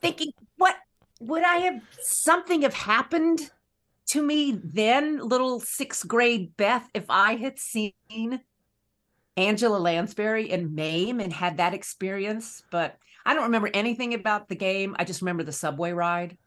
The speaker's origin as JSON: {"language": "English", "town": "Raleigh", "region": "North Carolina", "country": "United States", "tie": "born or raised there", "said": "I grew up in Raleigh, North Carolina"}